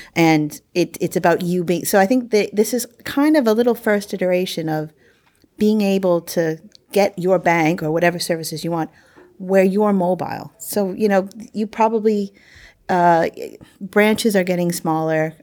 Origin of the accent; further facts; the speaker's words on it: United States; moved away; I'm the American here.